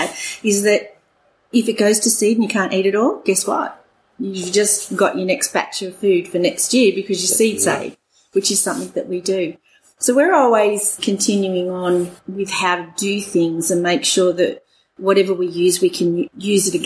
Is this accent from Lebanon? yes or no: no; England, United Kingdom; moved away as an adult; now in Orange, Australia; I'm English and my husband's Welsh, and so we grew up in England